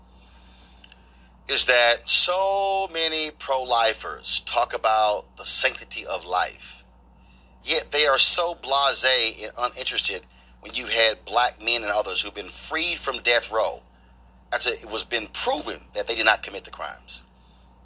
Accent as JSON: {"language": "English", "region": "Texas", "country": "United States", "said": "I'm from Texas"}